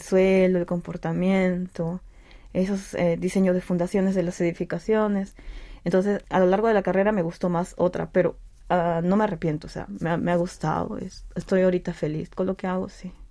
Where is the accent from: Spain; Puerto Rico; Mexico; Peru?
Peru; moved away as an adult; now in Seoul, South Korea; nací en Perú, vine acá a Corea en el 2018 para continuar mis estudios de posgrado